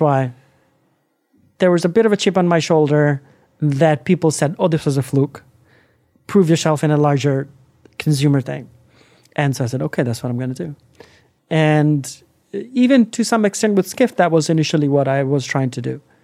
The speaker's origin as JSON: {"language": "English", "country": "India", "also_born_or_lived": "Los Angeles, United States", "moved": "as an adult", "lives_now": "United States", "said": "as a Indian guy into America"}